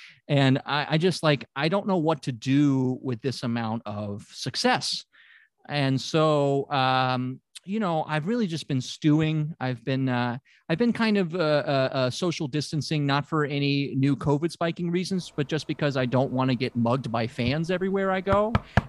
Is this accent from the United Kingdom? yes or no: yes; United Kingdom; I mean, look, I come from British culture, so we don't even talk about kissing. That's pornographic in British culture.